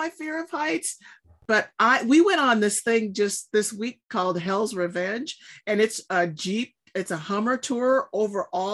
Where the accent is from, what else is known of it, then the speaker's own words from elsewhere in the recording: Southern California, United States; I grew up in Southern California near all the beaches